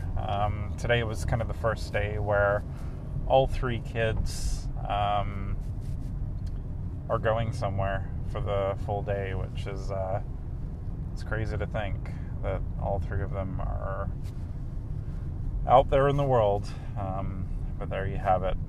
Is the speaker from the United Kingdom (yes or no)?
yes; England, United Kingdom; moved away; I grew up in England